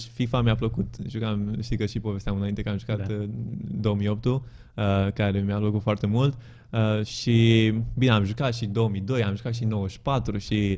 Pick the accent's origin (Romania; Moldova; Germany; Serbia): Romania; also born or lived in Bucharest, Romania / Zurich, Switzerland